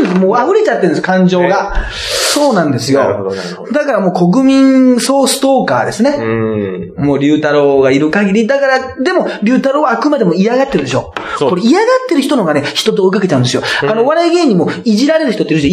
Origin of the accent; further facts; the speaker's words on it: Toyooka, Hyogo, Japan; moved away; うちの地元のね、木崎温泉